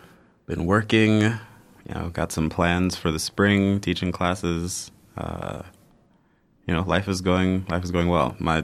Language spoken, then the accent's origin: English; Houston, Texas, United States; also born or lived in Zimbabwe / Tanzania / Fort Lauderdale, Florida, United States; But I was born in Zimbabwe. and left there as a baby, so I don't remember anything about Zimbabwe. Grew up in Houston, Texas from 1 to 7, and then moved to Tanzania, where I stayed until I was 12.